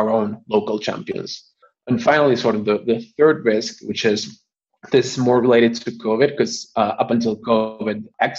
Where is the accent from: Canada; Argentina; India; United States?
Argentina; moved away; I'm born and raised in Argentina